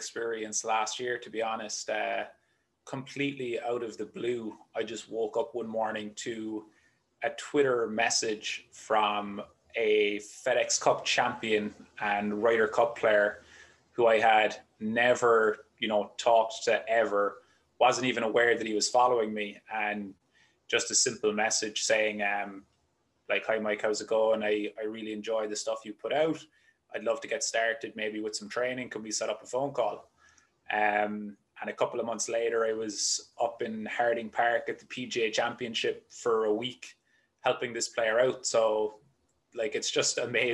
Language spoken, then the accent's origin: English; Cork, Munster, Ireland; moved away as an adult; also born or lived in Limerick, Ireland; now in United States; I grew up in Cork in Ireland, which is the very southern tip of the island